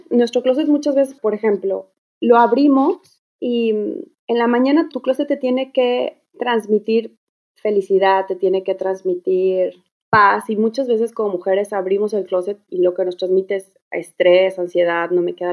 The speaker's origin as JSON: {"language": "Spanish", "town": "Guadalajara", "region": "Jalisco", "country": "Mexico", "moved": "as an adult", "lives_now": "Houston, United States", "said": "de Guadalajara, pero bueno, llevo un año y medio aquí viviendo con mi familia."}